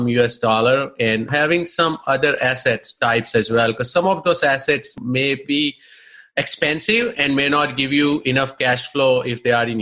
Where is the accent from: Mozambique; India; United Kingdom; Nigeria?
India; moved away as an adult; now in United States; I'm basically from India, of course. For the last 20 years, I live here, and I call this country as my home now.